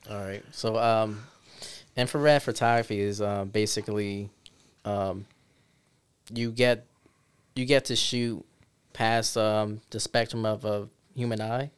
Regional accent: New York City, New York, United States; also born or lived in Syracuse, New York; now in Rochester, United States; I was born and raised there

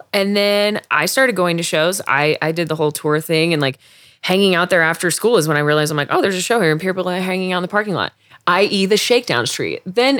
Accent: Denver, Colorado, United States; I grew up by Red Rocks.

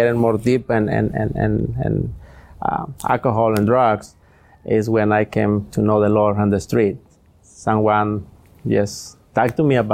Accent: Jalisco, Mexico; English is a second language; moved away as an adult; also born or lived in Anaheim, California; now in Los Angeles, United States; I came from Mexico, you know, Jalisco, from, Jalisco. And I was living there.

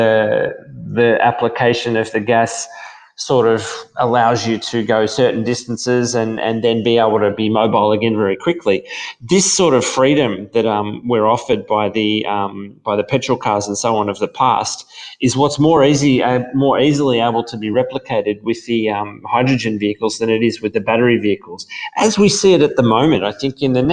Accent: Australia; accent: Australian

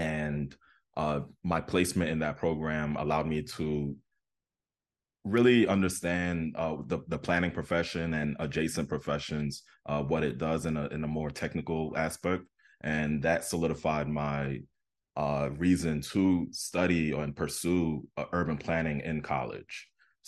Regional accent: Queens, New York, United States; I grew up in Southeastern Queens, and just the traveling from Southeastern Queens to Manhattan

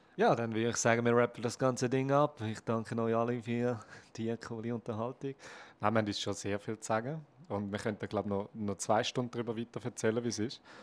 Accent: Switzerland; bei uns in der Schweiz

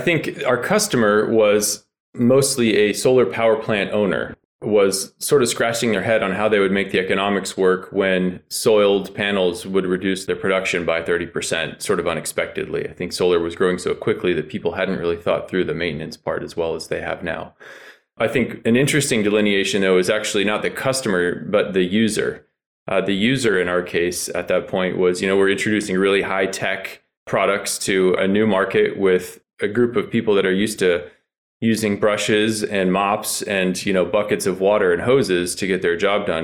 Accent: Chico, California, United States; We grew up together up in Chico, California.

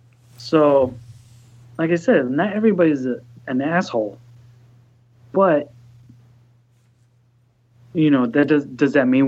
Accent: Texas, United States; now in Chicago, United States; where I grew up in Texas

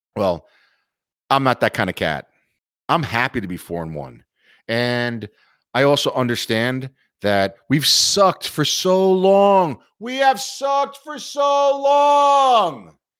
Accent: New York, United States; we as New Yorkers and or New York Knicks fans

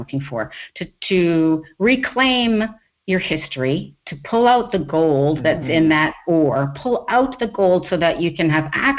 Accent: Iowa, United States; born there; also born or lived in Los Angeles / Newport Beach; now in San Francisco, United States; My parents were studying at the Iowa State University when I was born. So I was born in the States, so...

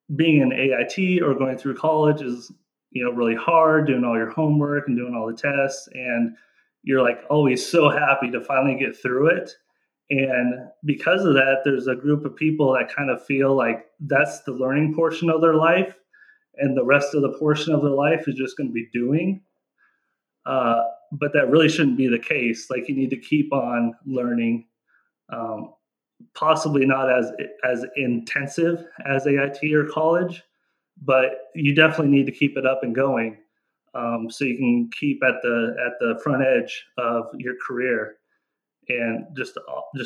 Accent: Mead, United States; moved away as an adult; I'm from Mead, which is just outside of here.

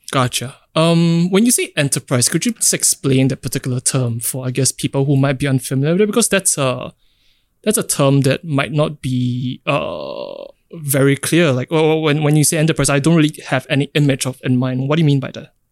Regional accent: Singapore; being in Singapore, growing up in Singapore

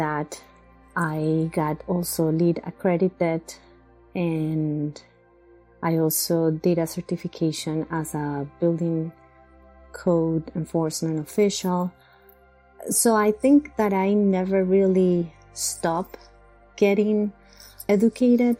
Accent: Bogota, Colombia; English is a second language; moved away as an adult; now in Long Island, United States; I come from Bogota, Colombia

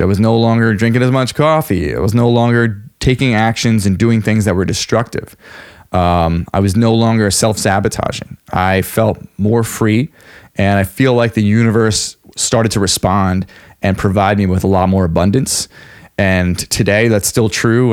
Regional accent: Long Island, New York, United States; I grew up on Long Island, New York

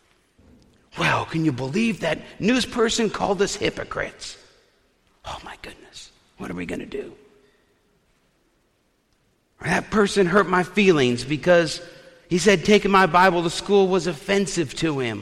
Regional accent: Eastern Iowa, United States; we're all from Eastern Iowa, and you're a Cubs fan if you're from Eastern Iowa.

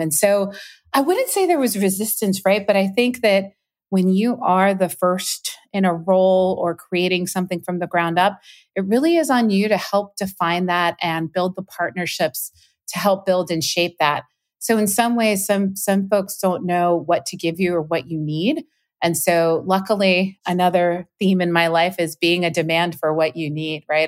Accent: Puerto Rico; moved away; culturally how I grew up. in Puerto Rico.

